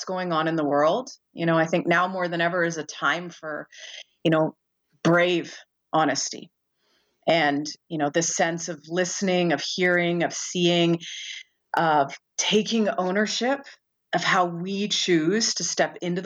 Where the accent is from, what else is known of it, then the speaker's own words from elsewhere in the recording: Brampton, Ontario, Canada; I grew up in Brampton, Ontario